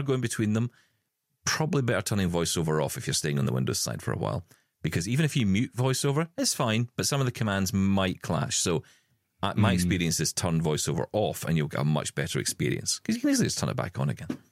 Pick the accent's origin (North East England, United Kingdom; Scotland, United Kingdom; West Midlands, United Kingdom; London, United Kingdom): Scotland, United Kingdom; in our family because we're Scottish